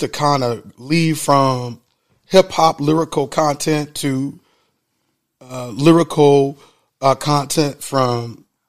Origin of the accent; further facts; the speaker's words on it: Mansfield, Ohio, United States; I'm from Mansfield.